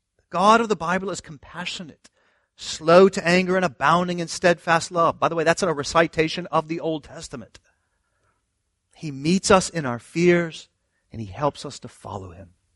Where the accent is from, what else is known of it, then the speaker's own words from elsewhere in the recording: the South, United States; I'm from the South